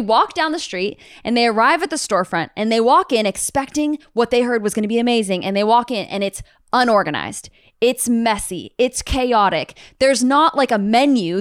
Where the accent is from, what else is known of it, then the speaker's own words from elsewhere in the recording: United States; all of us U S A-ans